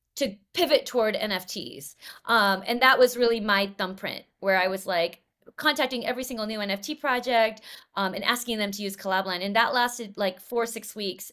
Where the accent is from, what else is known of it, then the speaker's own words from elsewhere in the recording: Los Angeles, California, United States; I grew up in Los Angeles, uh, in nineteen ninety-three